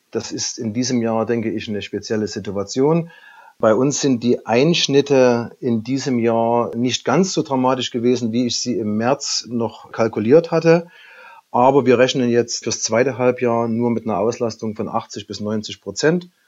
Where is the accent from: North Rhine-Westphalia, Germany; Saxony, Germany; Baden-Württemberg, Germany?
Saxony, Germany; Gerade für mich als Sachse war es am Anfang nicht ganz einfach einzuschätzen, wie funktioniert so eine Übernahme im hohen Norden